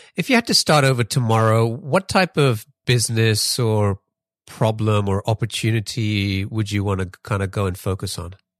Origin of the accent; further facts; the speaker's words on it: England, United Kingdom; moved away; I grew up in England